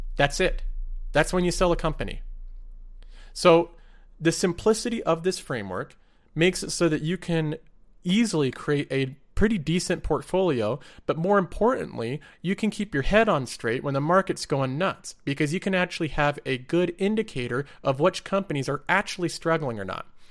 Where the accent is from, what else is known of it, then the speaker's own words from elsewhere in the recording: United States; I'm American